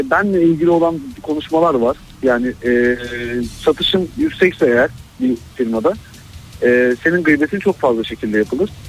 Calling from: Kocaeli, Turkey; ben Kocaeli'den.

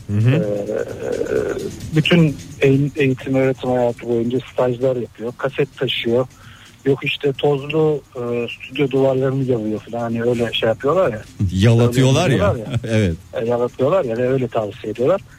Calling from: Istanbul, Turkey; ben İstanbul'dan.

